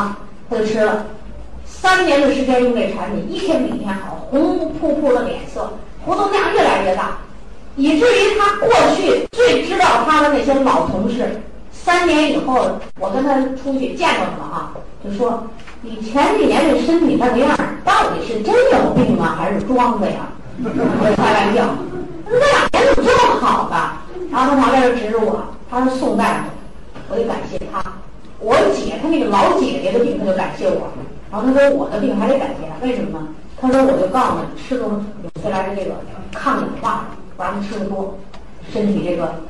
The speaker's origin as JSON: {"language": "Chinese", "country": "China", "said": "我们中国人更有意思"}